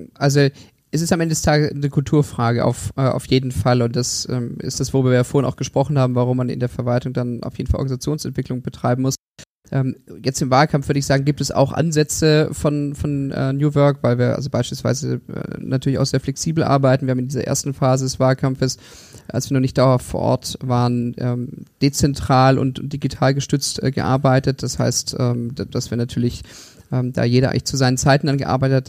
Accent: Stuttgart, Baden-Württemberg, Germany; moved away as an adult; also born or lived in Konstanz / Oxford / Berlin / Tengen; Ich bin in Stuttgart geboren und aufgewachsen

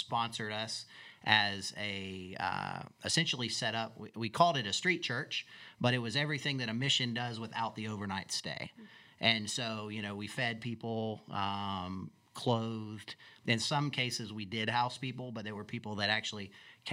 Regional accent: Alaska, United States; moved away as an adult; also born or lived in Gainesville, Florida; now in Southeast Georgia, United States; I was raised in Alaska, lived up there 18 years

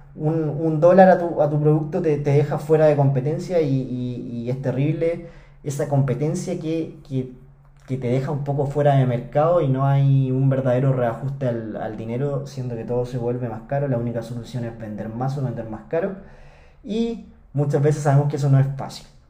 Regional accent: Chile; acá en Chile, en mi país

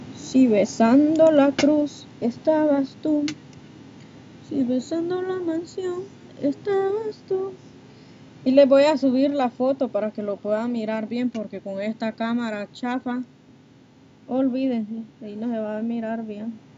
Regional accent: Honduras; now in Texas, United States; Soy de Honduras, pero estoy aquí en, en Texas.

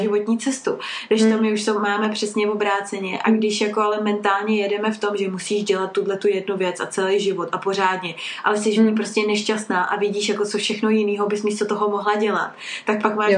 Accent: Czechia; u nás v Čechách

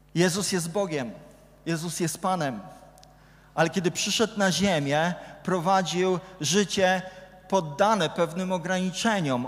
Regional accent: Gdynia, Pomeranian Voivodeship, Poland; Ja jestem z Gdyni, więc kibicuję Arce

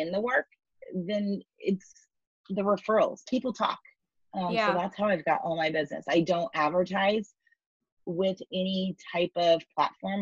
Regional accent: Overland Park, Kansas, United States; We're fifth generation Kansas City

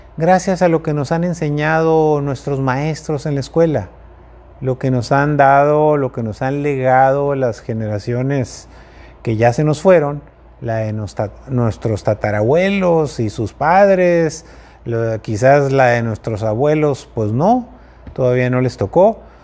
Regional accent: Mexico; como mexicanos

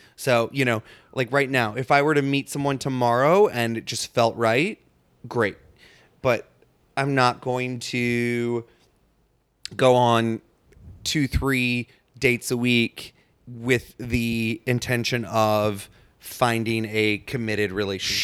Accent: St. Louis, Missouri, United States; moved away; I'm from Saint Louis

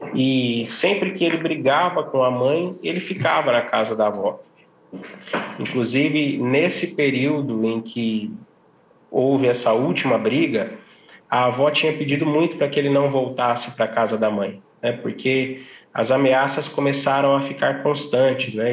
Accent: Ribeirão Preto, São Paulo, Brazil; eu sou de Ribeirão Preto

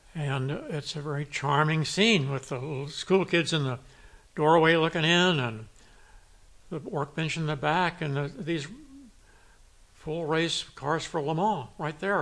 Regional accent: Santa Barbara, California, United States; also born or lived in Europe; I'm a Santa Barbara kid. I grew up here

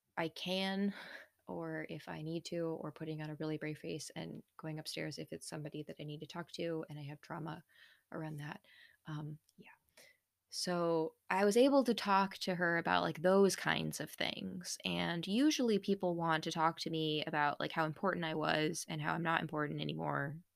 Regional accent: United States; being an American in the nineties

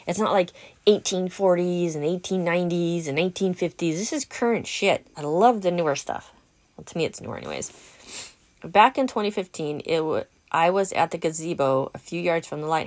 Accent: Southern California, United States; I'm from Southern California

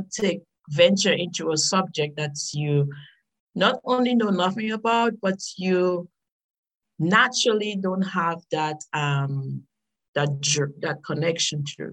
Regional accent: Dominica; I am from the nature island of the Caribbean. Uh, it's Dominica, not Dominican Republic

